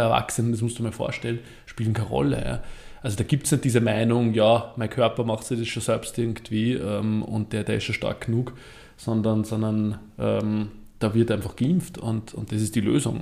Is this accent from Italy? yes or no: no; Vöcklabruck, Upper Austria, Austria; ich komme ja aus Vöcklerbruck, das ist im Süden von Oberösterreich